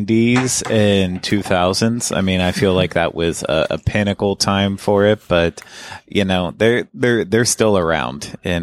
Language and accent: English; Pennsylvania, United States; growing up in Western Pennsylvania, you know, it's not like we're getting a lot of fresh fish from places.